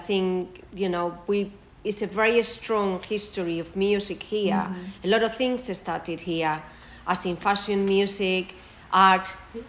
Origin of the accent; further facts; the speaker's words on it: Bilbao, Basque Country, Spain; moved away as an adult; now in London, United Kingdom; I'm from the north of Spain, I'm from Bilbao.